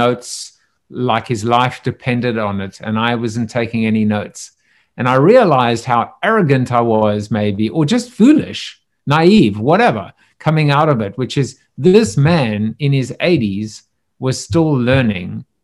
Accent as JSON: {"language": "English", "country": "South Africa", "said": "I'm from South Africa"}